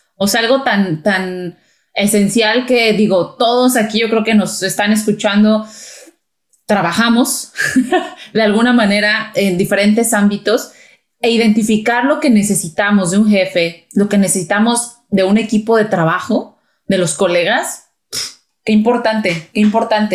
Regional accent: Mexico; somos mexicanas las dos

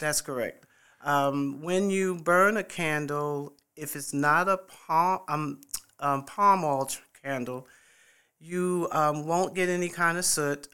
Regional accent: New York City, New York, United States; moved away as an adult; also born or lived in Fort Bragg, North Carolina / Midlands, South Carolina; now in Columbia, United States; I am originally from New York City. I was born in the Bronx and, uh, graduated in Springfield Gardens, Queens, um, and, uh, as, when I turned eighteen years old, I left New York

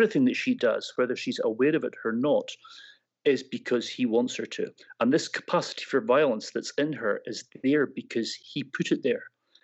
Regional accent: Scotland, United Kingdom; I'm taking that back to my Scottish roots here, maybe getting a little bit Glaswegian for you there. I'm not from Glasgow

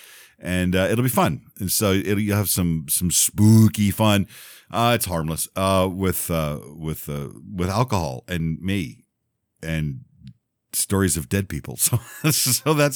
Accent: Texas, United States; also born or lived in Louisiana; now in Memphis, United States; I was born in Louisiana. I grew up in Texas and I live in Memphis

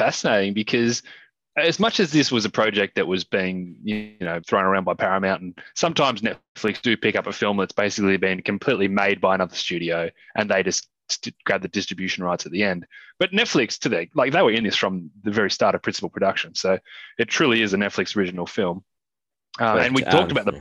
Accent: Australia; as an Australian

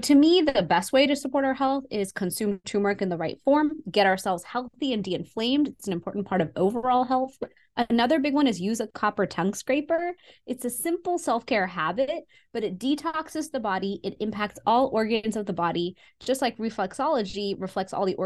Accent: Houston, Texas, United States; So I was born in Houston, Texas, and I would go to India every single year to see my family

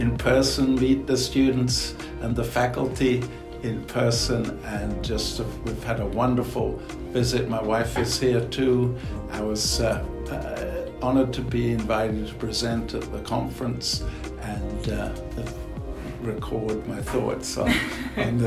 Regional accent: London, United Kingdom; moved away as an adult; also born or lived in Birmingham / Columbus, Ohio; I'm originally from England, from London

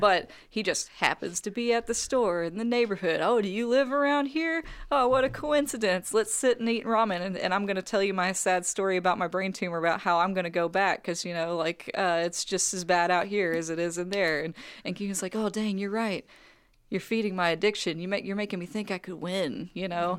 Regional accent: United States; I am an American, I am not a Korean

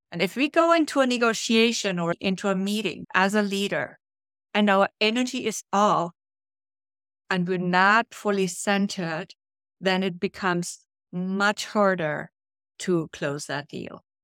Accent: Brazil; now in New York City, United States; when I came from Brazil up to New York City, I didn't really feel confident.

